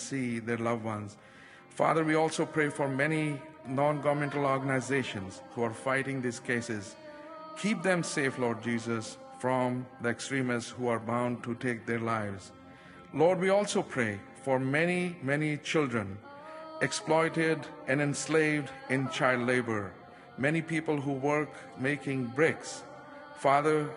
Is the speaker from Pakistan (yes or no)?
yes; Pakistan; my home country, Pakistan.